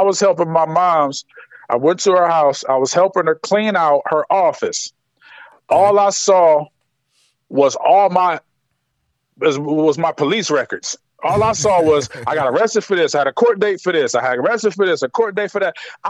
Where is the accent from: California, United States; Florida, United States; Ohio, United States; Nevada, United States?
Ohio, United States; Akron; Man, Akron is a lot different than anybody would expect because people think it's a small city, but it's not. It's a big city in small quarters.